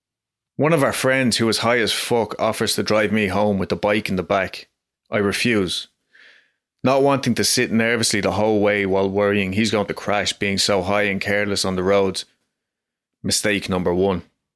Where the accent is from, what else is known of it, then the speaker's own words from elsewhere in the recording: Dublin, Leinster, Ireland; I'm from Dublin, Ireland, and really you don't hear many stories like this in Ireland.